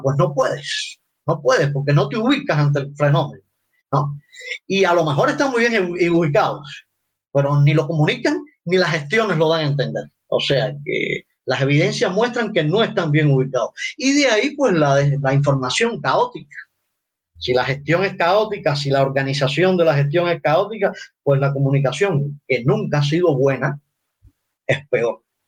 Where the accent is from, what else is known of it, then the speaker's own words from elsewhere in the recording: Cuba; los cubanos somos capaces de civismo, que los cubanos no estamos tan dañados